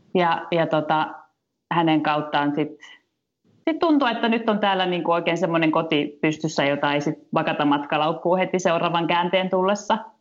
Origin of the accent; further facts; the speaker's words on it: Finland; moved away as an adult; now in Germany; mä tulin tänne Suomeen ja nyt mä puhun täällä niin kuin englantia